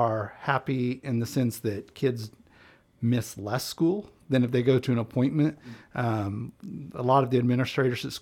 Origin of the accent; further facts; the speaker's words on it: Bird City, Kansas, United States; moved away as an adult; now in Southeast Kansas, United States; I'm originally from Northwest Kansas, a small town called Bird City, clear up in the opposite corner of the state.